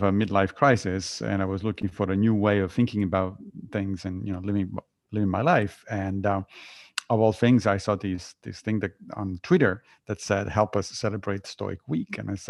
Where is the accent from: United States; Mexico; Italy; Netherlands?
Italy; So I grew up within a religion. I grew up Catholic in Italy, but I left the religion when I was in high school because lots of things didn't make any sense.